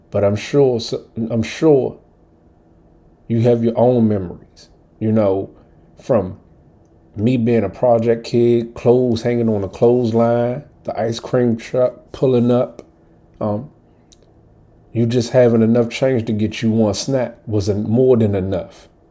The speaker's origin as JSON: {"language": "English", "town": "Washington", "region": "District of Columbia", "country": "United States", "tie": "born or raised there", "said": "coming up as a Southside kid from DC"}